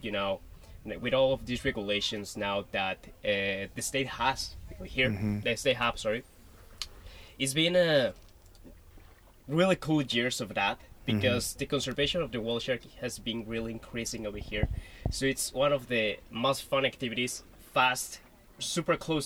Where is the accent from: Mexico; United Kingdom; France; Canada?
Mexico; La Paz, Baja California Sur; I'm from La Paz, Baja California, Sur, Mexico.